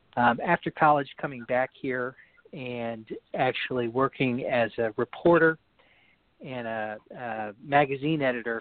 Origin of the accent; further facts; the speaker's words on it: Washington, District of Columbia, United States; I grew up in Washington, D.C., kind of outside of Washington, D.C., but I didn't actually come from a traditional D.C. family.